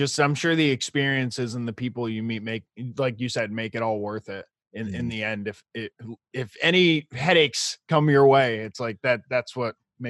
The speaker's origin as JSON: {"language": "English", "region": "New York", "country": "United States", "tie": "born or raised there", "said": "We grew up in New York."}